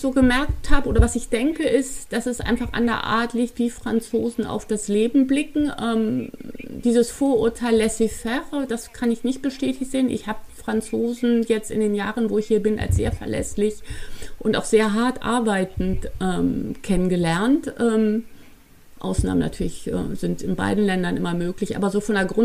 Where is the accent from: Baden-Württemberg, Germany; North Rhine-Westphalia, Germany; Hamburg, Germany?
Hamburg, Germany; Aber ich bin Hamburgerin und dann würde ich mich als nächstes als Europäerin ähm, bezeichnen.